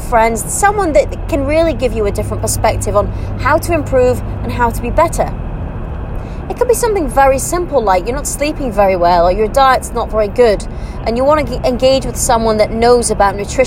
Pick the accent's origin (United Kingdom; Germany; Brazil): United Kingdom; moved away as an adult; now in United Arab Emirates; I'm British, born and bred British, but I'm living in the UAE